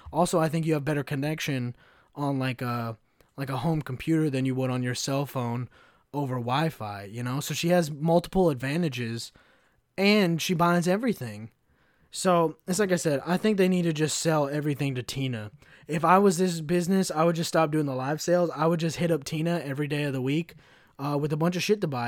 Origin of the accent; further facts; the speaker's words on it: United States; I'm an American